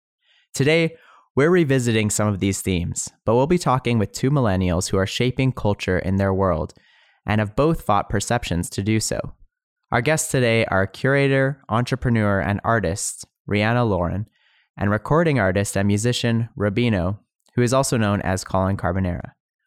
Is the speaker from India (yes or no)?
no; Canada; Growing up in Canada, I had a hard time explaining to people who I was. What I mean is, I come from a mixed race background